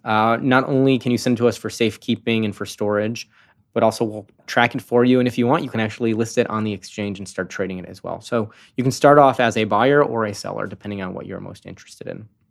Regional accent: Chicago, Illinois, United States; now in San Francisco, United States; I'm from Chicago

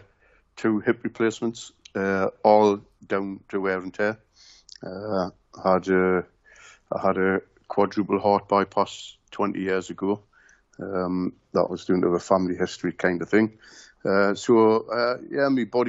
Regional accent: Newcastle upon Tyne, North East England, United Kingdom; From the Benwell area where I was born and brought up

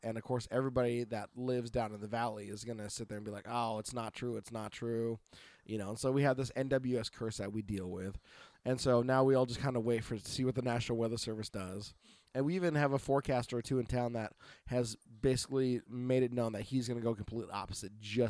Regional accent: Oregon, United States; from Oregon.

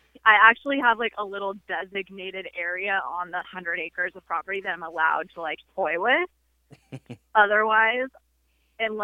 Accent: Hemet, California, United States; I grew up in California, in a tiny little town called Hemet

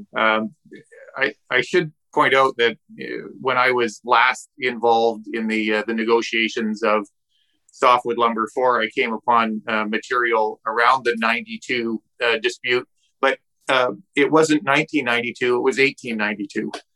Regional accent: British Columbia, Canada; Canadians and British Columbians and producers here

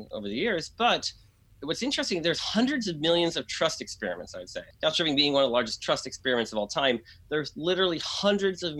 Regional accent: Brownfield, Maine, United States; moved away; I grew up in a small town in Maine, in New Hampshire, a small ski town. And it was a town called Brownfield, Maine.

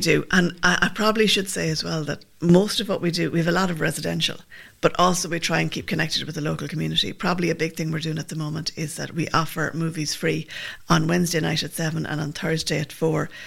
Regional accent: Limerick, Munster, Ireland; also born or lived in Milltown Malbay; I'm from Limerick, but my dad's from Milltown

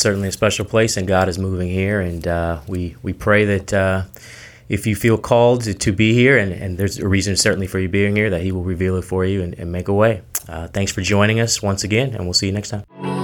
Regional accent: Seattle, Washington, United States; now in Los Angeles, United States; I'm from Seattle

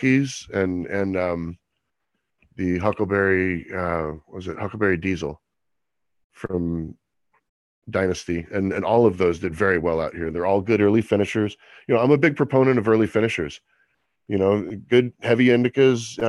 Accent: Monterey, California, United States; I grew up in Monterey, California.

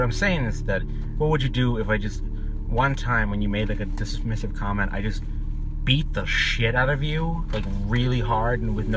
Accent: Boston, Massachusetts, United States; we're from Boston

